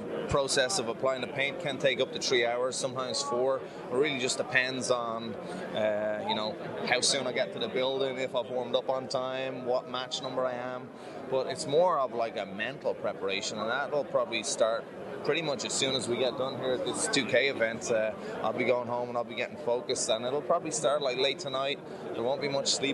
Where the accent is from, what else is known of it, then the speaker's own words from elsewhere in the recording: Ireland; As an Irish person